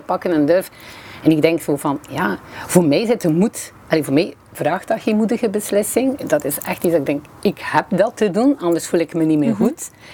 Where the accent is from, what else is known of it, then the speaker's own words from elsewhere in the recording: Bruges, Flanders, Belgium; accent: West Flemish; moved away as an adult; now in Limburg, Belgium; Zoals mijn eh, accent waarschijnlijk vermoedt, ben ik van de West-Vlaanderen, eh, van Brugge